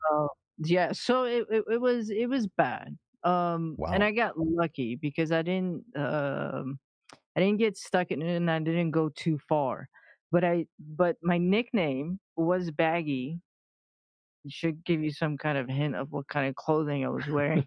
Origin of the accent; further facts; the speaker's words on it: Iran; moved away; I was born in the middle of a war uh, between Iran and uh, Iraq